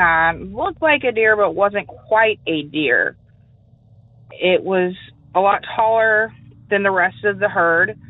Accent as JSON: {"language": "English", "town": "St. Augustine", "region": "Florida", "country": "United States", "also_born_or_lived": "Hastings, Florida", "said": "I'm from St. Augustine, Florida"}